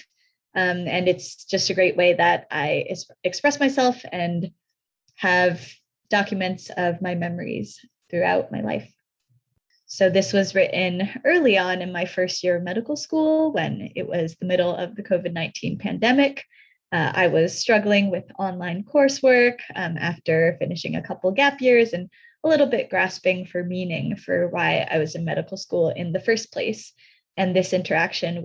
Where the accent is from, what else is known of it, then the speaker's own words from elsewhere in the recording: Newton, Massachusetts, United States; also born or lived in Beijing, China; So originally, I was born in Beijing, China, and my family moved here when I was young. I grew up in Newton, Massachusetts